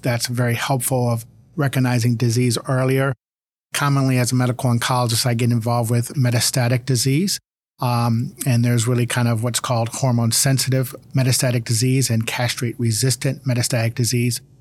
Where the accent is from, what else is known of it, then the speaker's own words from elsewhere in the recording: Cleveland, Ohio, United States; now in Virginia, United States; I grew up in Cleveland